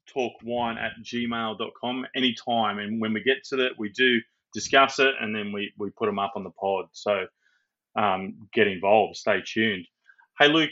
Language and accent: English; Hunter Valley, New South Wales, Australia; growing up in the Hunter Valley